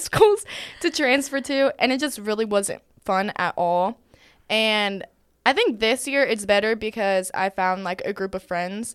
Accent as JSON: {"language": "English", "region": "Arizona", "country": "United States", "moved": "as an adult", "lives_now": "Georgia, United States", "said": "I'm actually from Arizona"}